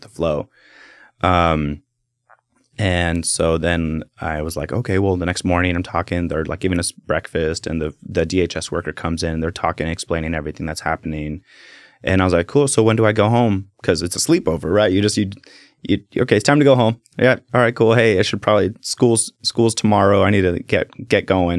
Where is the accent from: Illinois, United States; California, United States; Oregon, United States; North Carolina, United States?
Oregon, United States; Salem; also born or lived in Keizer, Oregon; born and raised in, in Salem